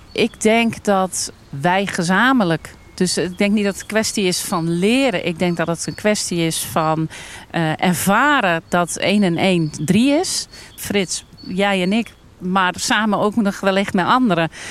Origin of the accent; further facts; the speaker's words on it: Almkerk, North Brabant, Netherlands; Ik kom uit Almkerk